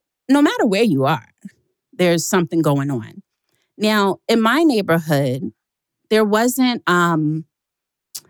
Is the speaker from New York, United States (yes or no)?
yes; New York City, New York, United States; I hope you know I'm from Queens. I was born in Jamaica.